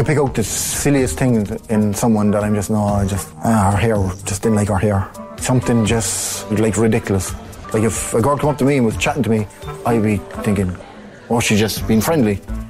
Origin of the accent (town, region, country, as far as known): Cork, Munster, Ireland; accent: city centre accent